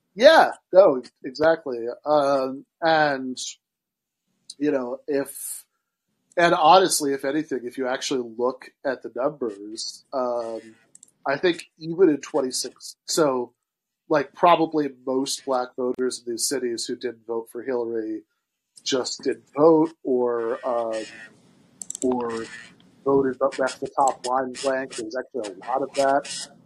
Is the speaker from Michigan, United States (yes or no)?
yes; Michigan, United States; I'm from Michigan